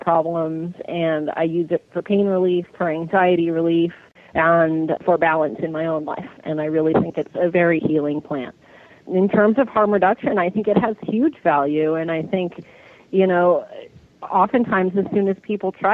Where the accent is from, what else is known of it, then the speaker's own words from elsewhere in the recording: Berkeley, California, United States; also born or lived in Oakland / Los Angeles / Paris / New York; I grew up in Berkeley, and I went to high school in Oakland